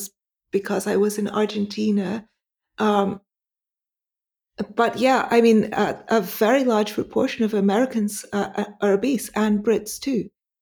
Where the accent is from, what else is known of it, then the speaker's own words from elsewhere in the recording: Pakistan; moved away; I had the BCG vaccine when I was growing up in Pakistan.